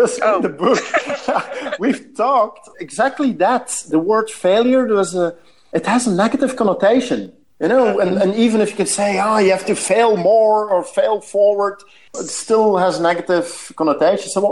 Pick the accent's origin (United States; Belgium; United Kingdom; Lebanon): Belgium; I'm from Belgium, so we love our beers